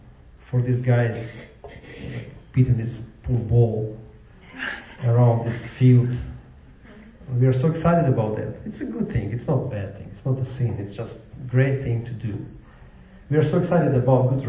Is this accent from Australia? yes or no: no; Ukraine; now in Jacksonville, United States; I came from Ukraine.